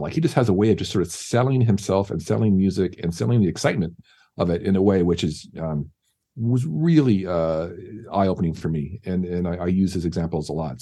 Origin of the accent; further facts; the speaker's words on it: San Diego, California, United States; now in Los Angeles, United States; San Diego, yeah. That's my hometown. Grew up there